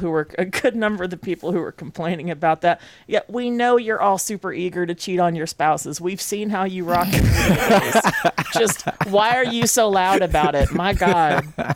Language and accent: English; Tennessee, United States; As a Tennessee native, I am also technically from Kentucky.